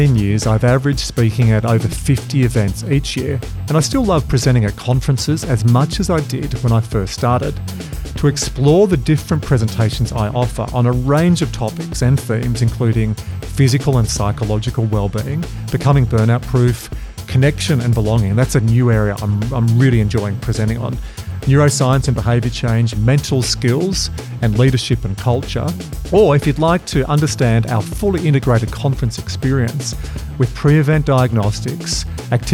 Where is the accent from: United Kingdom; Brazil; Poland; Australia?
Australia; as an Aussie